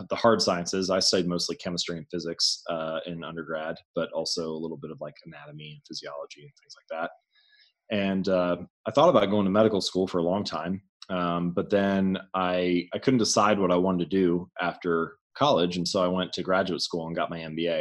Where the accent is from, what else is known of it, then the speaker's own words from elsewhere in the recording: Hamilton, Ohio, United States; I grew up in Hamilton, Ohio, smaller town north of Cincinnati